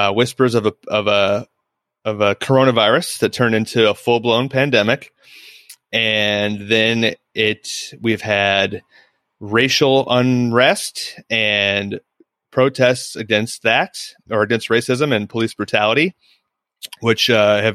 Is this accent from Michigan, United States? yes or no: no; Central Illinois, United States; moved away; I'm from Central Illinois, which is a very rural, borderline hillbilly part of Illinois, for lack of a better term. And I grew up with kids and families who were racist